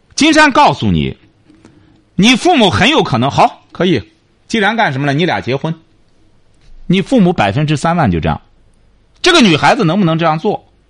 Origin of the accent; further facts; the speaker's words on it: China; 我们中国人